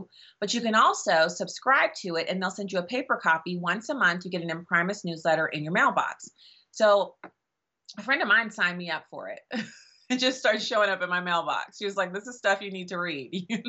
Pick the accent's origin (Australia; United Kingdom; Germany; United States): Germany; I grew up in Germany where my dad was on active duty in the army, and there was no way in the world that my dad or my mom or any of the parents of my friends would have ever listened to me